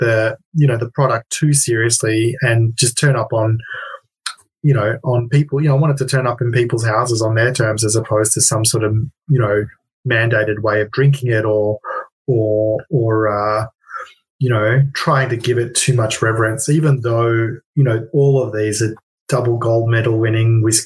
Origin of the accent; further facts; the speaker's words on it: Melbourne, Victoria, Australia; in Melbourne, my hometown